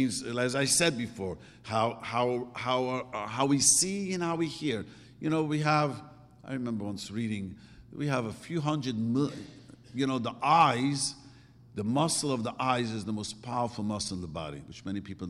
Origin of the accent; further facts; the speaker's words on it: New York City, New York, United States; moved away; I grew up in Williamsburg and I first came here